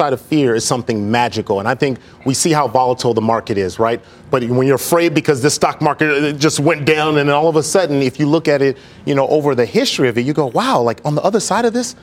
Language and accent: English; Los Angeles, California, United States; me growing up in South Central Los Angeles